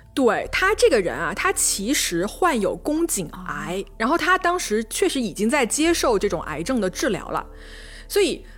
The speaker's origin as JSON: {"language": "Chinese", "town": "Changsha", "region": "Hunan", "country": "China", "accent": "southern", "said": "我是长沙人啊， 我南方人， 所以我这个前后鼻音不分"}